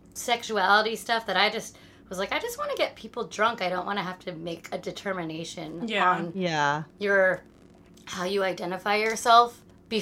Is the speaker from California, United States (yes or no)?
yes; San Jose, California, United States; moved away as an adult; now in New York, United States; I was born in 1980 in San Jose, California, which Silicon Valley